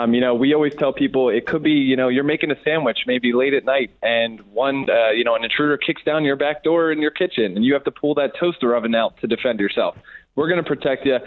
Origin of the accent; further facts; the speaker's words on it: Philadelphia, Pennsylvania, United States; now in California, United States; originally I'm from Philadelphia. When I came out to California